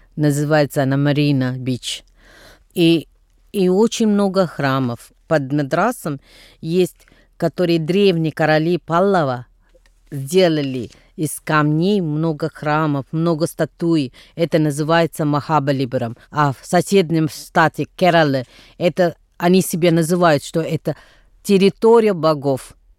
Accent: Tamil Nadu, India; Russian is a second language; moved away; где я происхожу из Тамильнаду

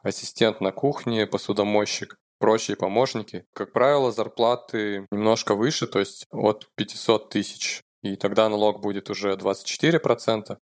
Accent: Novosibirsk, Novosibirsk Oblast, Russia; moved away as an adult; now in Oslo, Norway; я программист из Новосибирска. Я уже 10 лет живу в Осло, в Норвегии

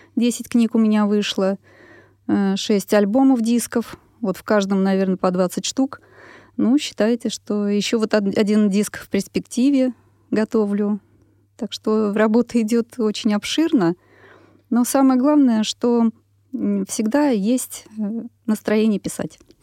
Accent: Moscow, Russia; Я москвичка, родилась на Красной Пресне. Жила там до шести лет, потом переехали в Тушинский район, и по сей день живу сейчас там с семьей

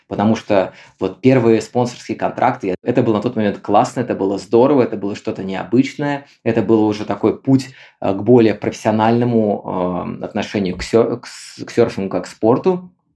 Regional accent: Kaliningrad, Kaliningrad Oblast, Russia; moved away as an adult; also born or lived in Bali; сам я из Калининграда, и родился в Калининграде

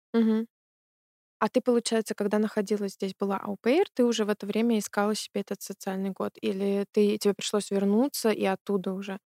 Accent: Belarus; moved away as an adult; now in Germany; я из Беларуси тоже

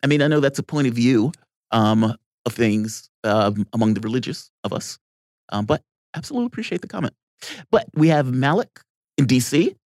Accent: Virginia, United States; Virginia, my hometown.

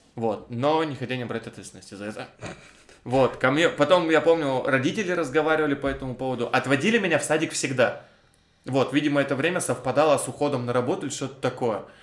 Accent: Cherepovets, Vologda Oblast, Russia; я из Череповца

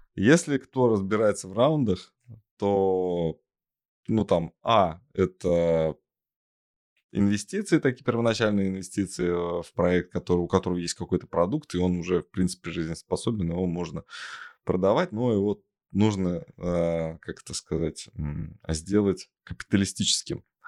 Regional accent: Tolyatti, Samara Oblast, Russia; в родном городе Тольятти есть э, ну, хорошие школы, хоккейные школы

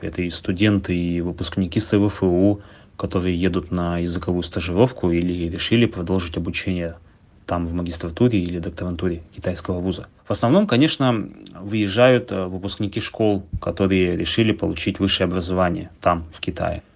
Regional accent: Yakutsk, Sakha Republic, Russia; я родился в Якутске, закончил 14 школу

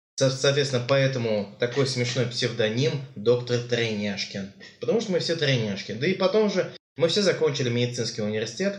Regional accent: Tatarstan, Russia; мы татары. Выросли в Татарстане.

